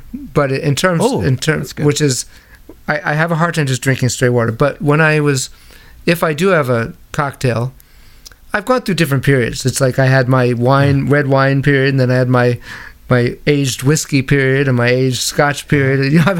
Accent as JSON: {"language": "English", "region": "New York", "country": "United States", "tie": "born or raised there", "said": "growing up in New York, there were all these amazing movie houses and vintage movie houses"}